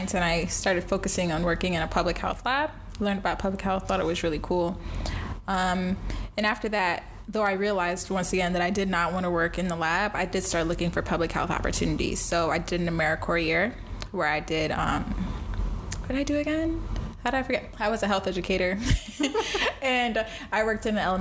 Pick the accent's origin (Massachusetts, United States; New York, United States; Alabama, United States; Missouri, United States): New York, United States; New York City; moved away as an adult; also born or lived in Vermont / Jamaica (family); Born and raised in the Bronx until I went to undergrad at the University of Vermont